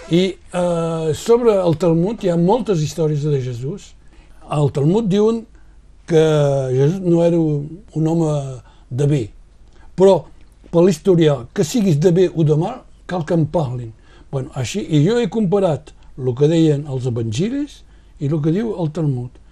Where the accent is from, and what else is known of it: Roussillon, Occitania, France; also born or lived in Banyuls-sur-Mer